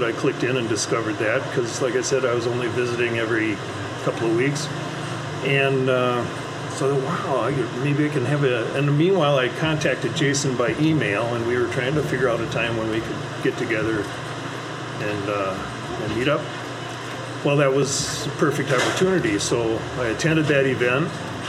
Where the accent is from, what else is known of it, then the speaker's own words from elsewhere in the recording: Minneapolis, Minnesota, United States; I'm here from Minnesota.